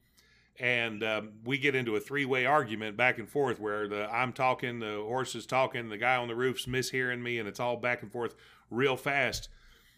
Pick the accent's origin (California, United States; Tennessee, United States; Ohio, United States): Tennessee, United States; I'm from Tennessee.